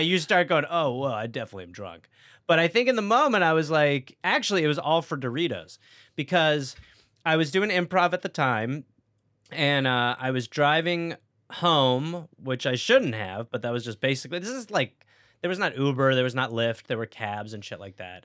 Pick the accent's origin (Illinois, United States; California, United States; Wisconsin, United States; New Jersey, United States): Wisconsin, United States; Milwaukee; accent: American; moved away as an adult; also born or lived in England; now in Los Angeles, United States; I was raised in Wisconsin by English people